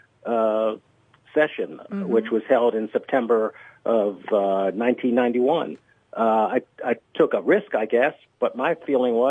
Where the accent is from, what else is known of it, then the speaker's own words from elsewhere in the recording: Bethesda, Maryland, United States; Bethesda, Maryland, my hometown.